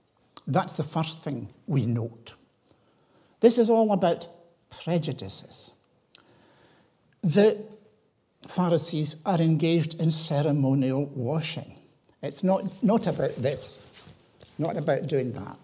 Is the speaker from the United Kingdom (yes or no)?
yes; Tiree, Scotland, United Kingdom; I was brought up in the Highlands. I was brought up in Tyree